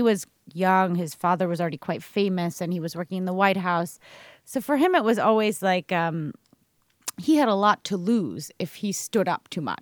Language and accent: English; United States; moved away as an adult; now in Sweden